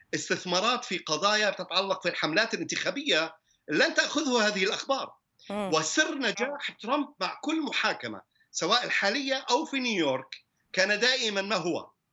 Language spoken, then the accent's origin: Arabic; United States; انا كامريكي من اصل عربي